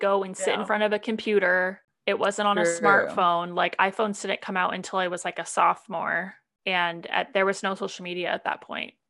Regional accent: Phoenix, Arizona, United States; I grew up in Phoenix, Arizona. I always stayed close to the nest. I'm very close to my family. I'm the oldest of four. So I have two younger sisters and one younger brother

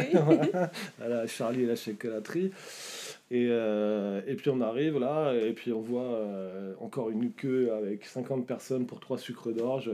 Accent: Chatou, Île-de-France, France; moved away as an adult; also born or lived in Leeds, England / Berkshire, England; je viens de là-bas, en fait, moi aussi. Je suis né dans le 78.

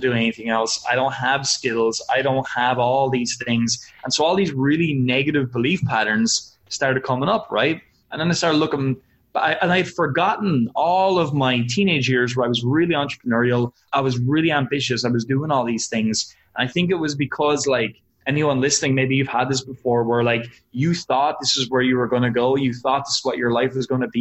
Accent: Wexford, Leinster, Ireland; I live in a little town called Wexford in Ireland. So it's about 2 hours south of Dublin and it is tiny. It's a fishing town and it is not where entrepreneurs typically come from, especially online entrepreneurs. Everybody here thinks I'm crazy when I tell them what I do. So that's where I'm from.

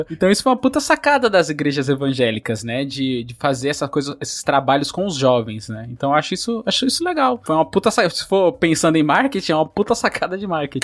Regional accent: São Paulo, Brazil; also born or lived in Bahia; Eu fui criado muito tempo na Brasilândia

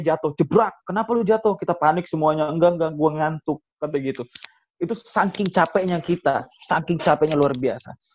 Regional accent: Bogor, West Java, Indonesia; Gue pri, gue sebagai orang Bogor, ini gue pribadi sebagai orang Bogor ya. Gue di Bogor, di rumah gue khususnya ya

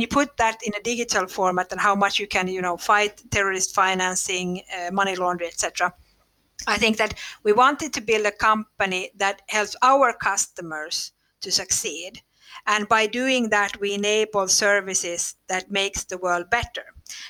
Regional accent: Finland; English is a second language; And then we found it in Finland, of all places, which is funny because we are from Finland.

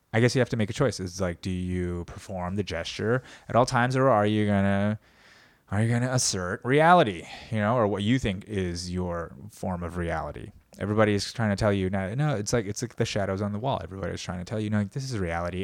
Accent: United States; as an American of Korean descent

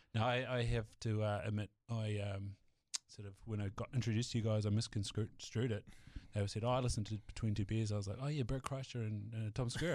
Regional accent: Southland, New Zealand; moved away; also born or lived in Hawke's Bay; being from Southland

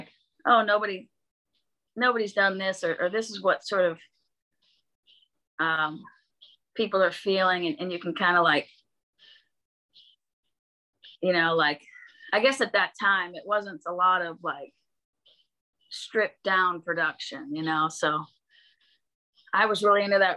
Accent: Bellingham, Washington, United States; moved away; also born or lived in Nashville; growing up in Bellingham, Washington

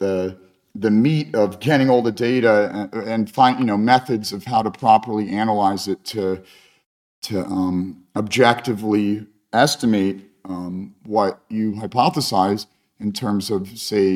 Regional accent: Cincinnati, Ohio, United States; also born or lived in Saint Petersburg, Russia / Vienna, Austria / Rome, Italy / Ukraine; I grew up in Cincinnati, Ohio

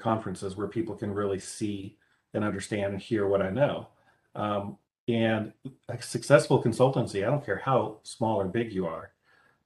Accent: Midwest, United States; accent: Midwestern; my Midwestern accent

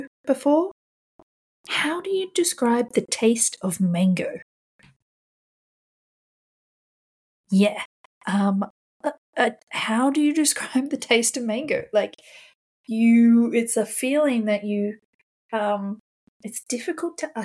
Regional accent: Australia; now in London, United Kingdom; I'm an Australian living in London

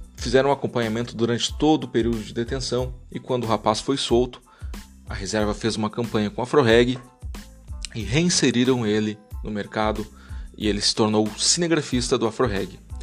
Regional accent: Brazil; Como brasileiros

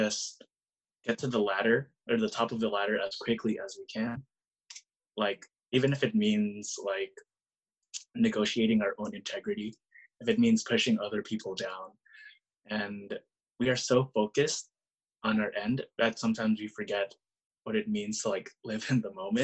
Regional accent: Bay Area, California, United States; growing up in the Bay Area and just really seeing the kind of culture we have here.

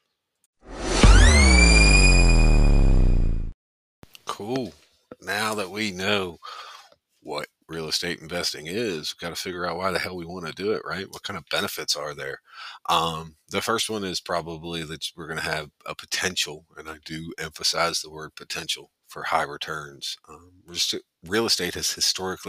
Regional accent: Richmond, Virginia, United States; now in Morgantown, United States; I was originally from Richmond, Virginia

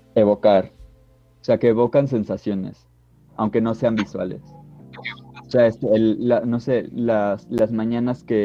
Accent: Mexico; somos de México

